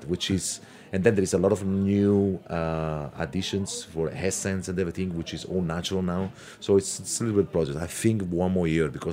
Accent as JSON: {"language": "English", "town": "Pignola", "region": "Basilicata", "country": "Italy", "also_born_or_lived": "Hong Kong", "second_language": "English", "moved": "yes", "said": "I'm from originally Basilicata, little village where you can see on the front label called Pignola."}